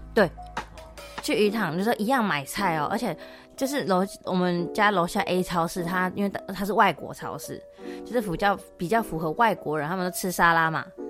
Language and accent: Chinese; Taiwan; now in Toronto, Canada; 我们台湾